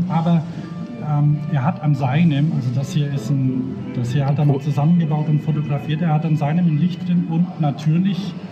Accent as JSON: {"language": "German", "area": "Upper Franconia", "region": "Bavaria", "country": "Germany", "also_born_or_lived": "Nuremberg", "said": "Ich komme ja aus Oberfranken"}